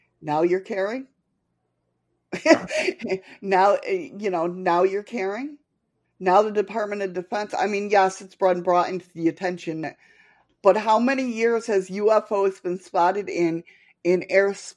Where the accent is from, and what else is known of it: Batavia, New York, United States; moved away